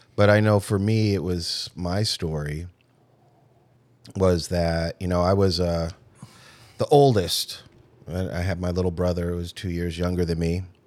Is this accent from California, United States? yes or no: yes; Irvine, California, United States; I was raised in Irvine, California, nice house